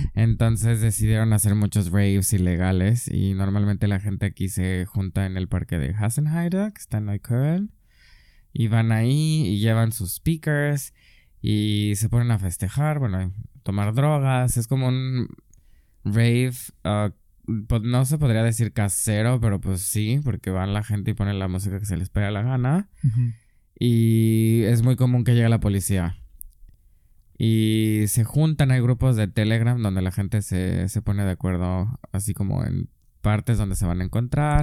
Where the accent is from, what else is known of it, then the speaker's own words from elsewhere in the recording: San Miguel de Allende, Guanajuato, Mexico; moved away as an adult; also born or lived in Mexico City, Mexico / Erfurt, Germany; now in Berlin, Germany; soy de San Miguel de Allende